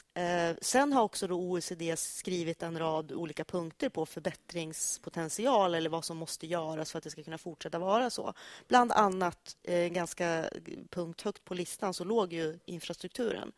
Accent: Sundsvall, Västernorrland County, Sweden; jag är uppvuxen i Sundsvall

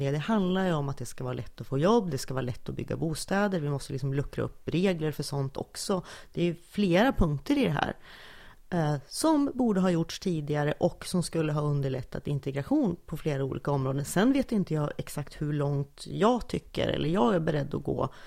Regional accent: Sundsvall, Västernorrland County, Sweden; accent: Sundsvallska; Jag kommer från Sundsvall

